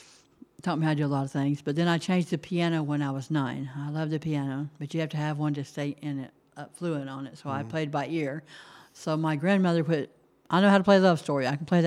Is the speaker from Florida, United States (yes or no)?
yes; Lakeland, Florida, United States; also born or lived in Texas; No, I grew up in, I'm from Lakeland, Florida, but my mother ran from us to a few different states, and the state of Texas took us